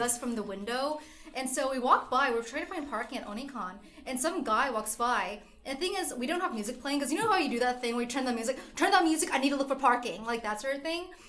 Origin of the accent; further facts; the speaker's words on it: United States; I'm Vietnamese, but I was born in America